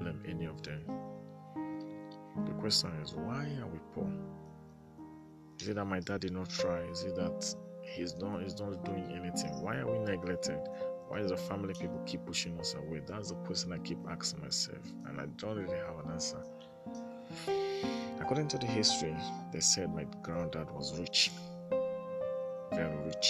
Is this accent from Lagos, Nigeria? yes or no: no; Rivers State, Nigeria; I'm from Nigeria, Rivers State